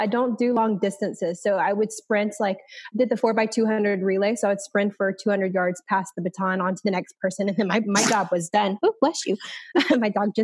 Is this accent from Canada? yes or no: no; Hattiesburg, Mississippi, United States; moved away as an adult; now in Destin, United States; I am from Hattiesburg, Mississippi, which is kind of like in the middle of nowhere, but I ended up in the Destin, Florida area through military